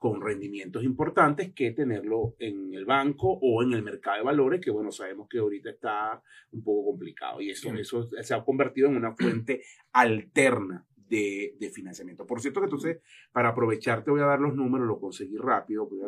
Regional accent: Anaco, Anzoátegui, Venezuela; Anaco, Estado Anaco, una cosa olvidada.

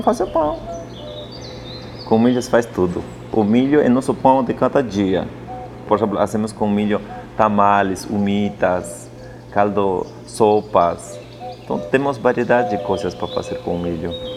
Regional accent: Apurímac, Peru; Portuguese is a second language; now in São Paulo, Brazil; eu vivi no Ande, onde eu nasci é Apurimac

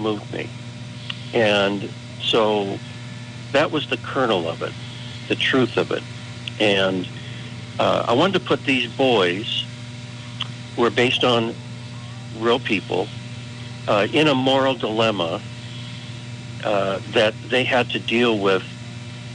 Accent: California, United States; I am lifelong Californian

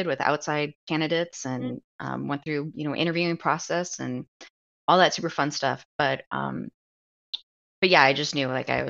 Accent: Omaha, Nebraska, United States; we live in Omaha. I'm from Omaha.

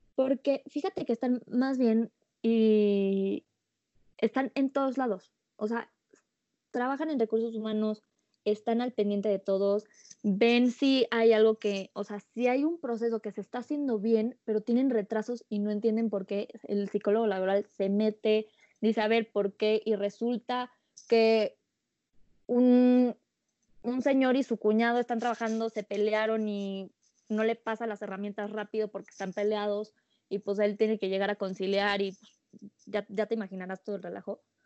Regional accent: Mexico; como mexicanos

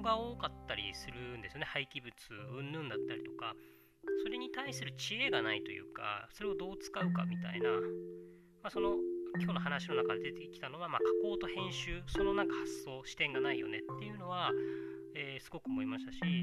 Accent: Okinawa, Japan; 沖縄僕が出 身の沖縄

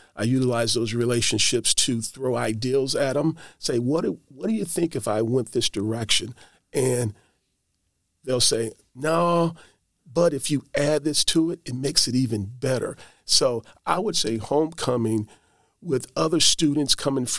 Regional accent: East St. Louis, Illinois, United States; I come from East St. Louis, and I was the only kid to go to college and to be pretty much fostered in a home

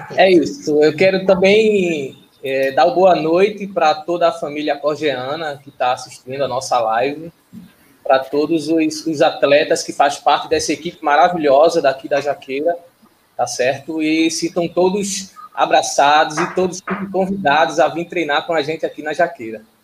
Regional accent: Vitória de Santo Antão, Pernambuco, Brazil; sou de Vitória de Santo Antão

